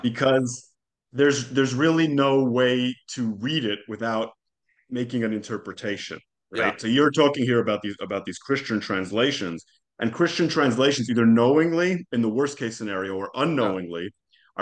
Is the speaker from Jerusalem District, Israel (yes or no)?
yes; Jerusalem, Jerusalem District, Israel; first language Hebrew; English is a second language; moved away as an adult; also born or lived in Calgary, Canada; now in Hollywood, United States; I grew up in Jerusalem, mm-hmm. born and raised